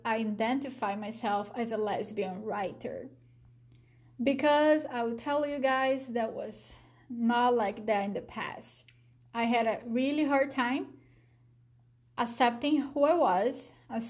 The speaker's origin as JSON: {"language": "English", "country": "Brazil", "accent": "Brazilian", "second_language": "English", "moved": "as an adult", "lives_now": "Michigan, United States", "said": "a Brazilian. You guys probably figured out by my accent."}